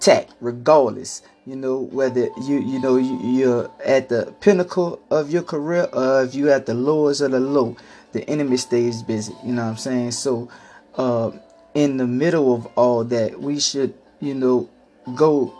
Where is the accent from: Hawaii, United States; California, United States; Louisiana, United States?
Louisiana, United States; New Orleans; I'm from New Orleans